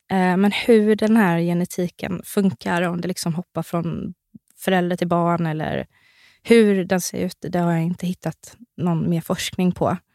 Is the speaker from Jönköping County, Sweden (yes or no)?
yes; Värnamo, Jönköping County, Sweden; Värnamo. Värnamo.